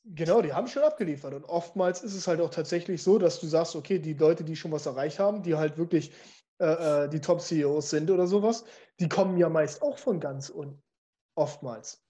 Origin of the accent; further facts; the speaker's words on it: Munster, Lower Saxony, Germany; ich bin in einer, in einer Kleinstadt groß geworden, wo äh, ich bin aufgewachsen in Munster